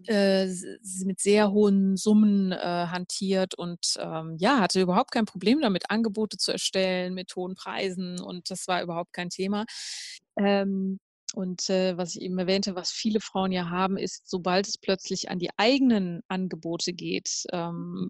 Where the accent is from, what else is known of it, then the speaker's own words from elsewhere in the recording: near Cologne, North Rhine-Westphalia, Germany; ich bin ja in der Nähe von Köln aufgewachsen